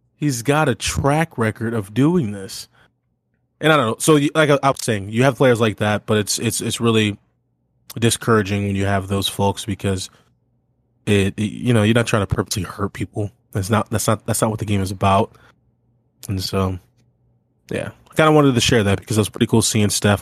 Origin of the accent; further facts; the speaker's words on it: Missouri, United States; moved away; growing up in Missouri